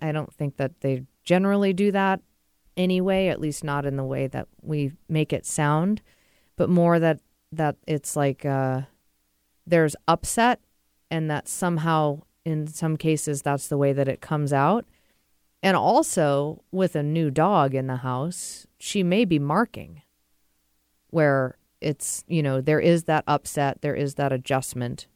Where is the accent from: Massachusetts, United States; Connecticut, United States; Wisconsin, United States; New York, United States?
Massachusetts, United States; moved away as an adult; also born or lived in Vermont / Seattle area, Washington; now in Washington, United States; I grew up about twenty minutes outside of Gillette Stadium, which is where the New England Patriots play. So I grew up in Massachusetts, born and raised